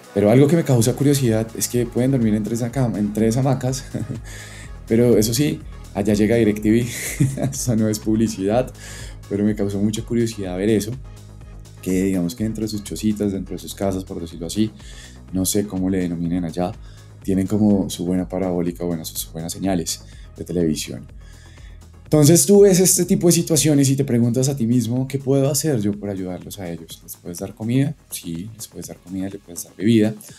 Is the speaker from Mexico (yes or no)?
no; Colombia; also born or lived in Bogotá; los paisajes que tenemos como colombianos